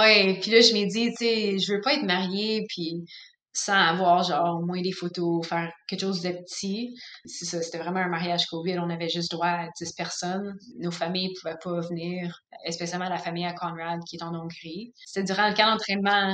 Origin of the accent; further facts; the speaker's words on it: Canada; en tant que Canadienne